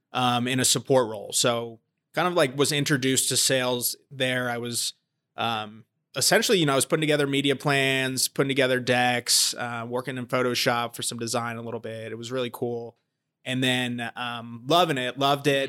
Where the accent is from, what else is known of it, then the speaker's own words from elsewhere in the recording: New Jersey, United States; moved away as an adult; also born or lived in Georgia / Baltimore; I grew up in New Jersey